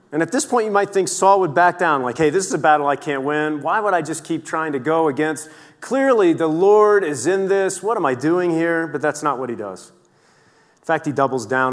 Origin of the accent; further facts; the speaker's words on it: Columbus, Ohio, United States; I'm born and bred in Columbus, Ohio